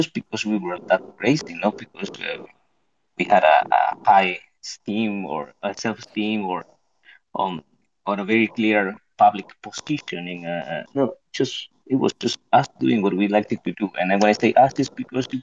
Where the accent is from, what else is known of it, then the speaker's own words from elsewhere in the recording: Patagonia, Argentina; moved away as an adult; also born or lived in Buenos Aires; I'm from Patagonia